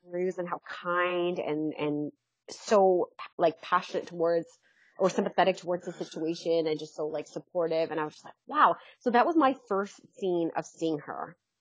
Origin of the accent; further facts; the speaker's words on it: London, Ontario, Canada; I'm from London.